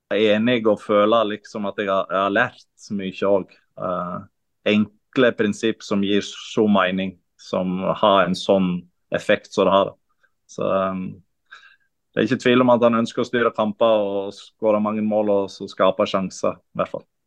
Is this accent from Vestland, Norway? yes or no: yes; Kaupanger, Vestland, Norway; also born or lived in Sogndal; Jeg er fra Kaupanger, som er ti minutter fra uh, ja. Sogndal.